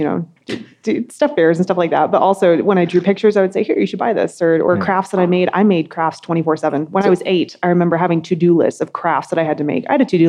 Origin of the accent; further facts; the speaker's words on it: Elizabeth, Colorado, United States; It's a part of Colorado that looks like Kansas. And I'm not actually from Elizabeth. I'm from outside of Elizabeth.